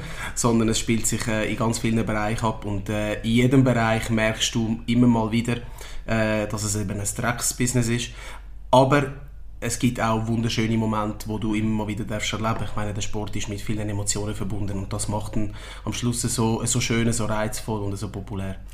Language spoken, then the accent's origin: German; Winterthur, Zurich, Switzerland; ich bin in der Schweiz geboren und aufgewachsen